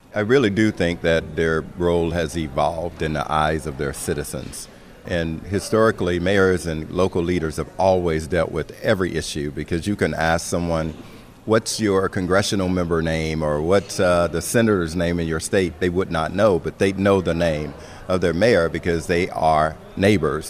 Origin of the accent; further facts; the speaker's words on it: Florida, United States; my home state of Florida